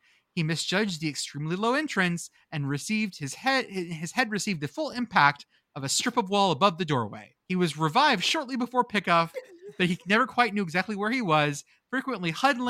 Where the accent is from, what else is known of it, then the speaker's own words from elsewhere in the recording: near Weslaco, Texas, United States; I was born near Weslaco, Texas in 1984.